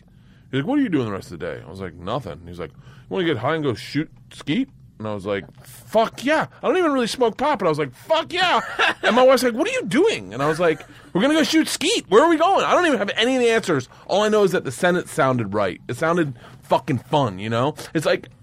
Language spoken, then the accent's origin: English; Florida, United States; Growing up in Florida